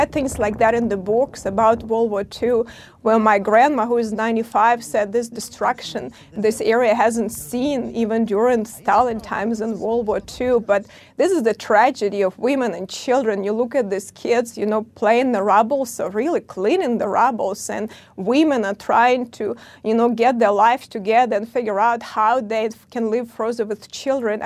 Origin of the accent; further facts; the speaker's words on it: Chernihiv, Chernihiv Oblast, Ukraine; now in United States; I grew up in Chernihiv region and spent, you know, big part of my life and youth in Chernihiv